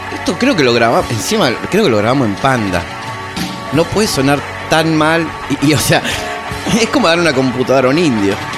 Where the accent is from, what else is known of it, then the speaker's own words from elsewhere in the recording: Lomas de Zamora, Buenos Aires Province, Argentina; also born or lived in Caballito, Buenos Aires; yo nací acá en Caballito, acá no. Pero bueno, ya de muy chico, a los nueve años, ya me fui para